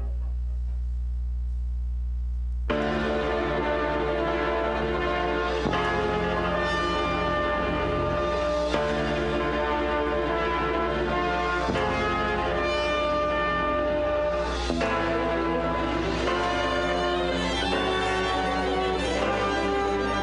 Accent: San Francisco, California, United States; in the Mission District of San Francisco, my hometown

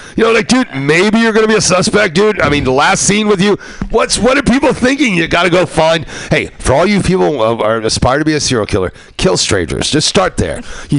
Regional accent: East Coast, United States; I grew up on East Coast where this guy had this guitar player who was trying to teach me bass.

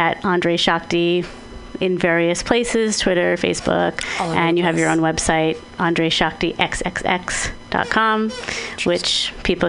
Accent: East Coast, United States; moved away as an adult; now in San Francisco, United States; I'm also from the East Coast.

